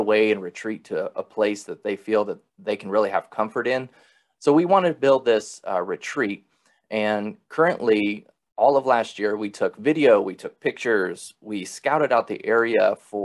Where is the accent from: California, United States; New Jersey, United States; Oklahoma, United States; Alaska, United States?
Alaska, United States; I was born and raised in Alaska